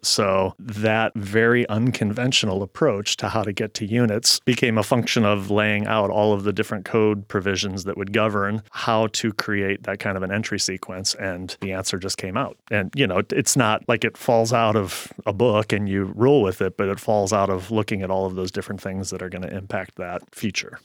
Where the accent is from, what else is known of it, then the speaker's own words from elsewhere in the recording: St. Louis, Missouri, United States; moved away as an adult; also born or lived in Kansas; now in Seattle, United States; I grew up in Saint Louis, Missouri, and I moved to Seattle after college